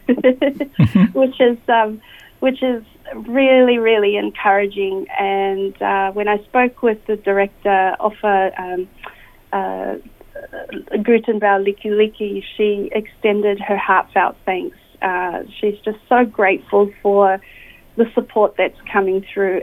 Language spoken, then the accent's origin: English; Auckland, New Zealand; moved away as an adult; now in Australia; I was born and raised in Auckland, New Zealand